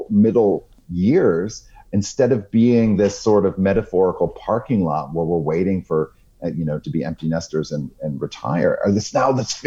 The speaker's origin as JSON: {"language": "English", "town": "South Portland", "region": "Maine", "country": "United States", "tie": "born or raised there", "said": "my hometown library in South Portland, Maine"}